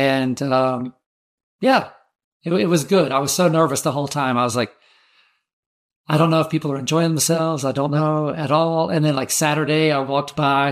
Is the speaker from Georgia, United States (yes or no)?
yes; Georgia, United States; I'm from Georgia